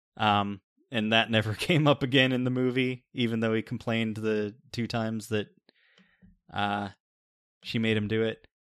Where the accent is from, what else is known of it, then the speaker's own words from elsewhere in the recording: Pennsylvania, United States; we're both from Pennsylvania